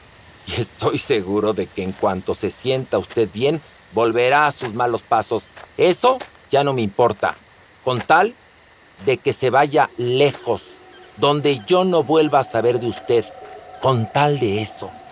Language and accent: Spanish; Mexico; soy mexicano